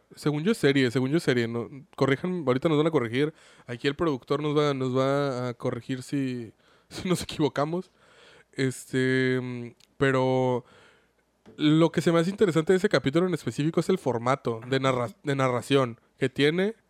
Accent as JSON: {"language": "Spanish", "country": "Mexico", "said": "Como mexicanos"}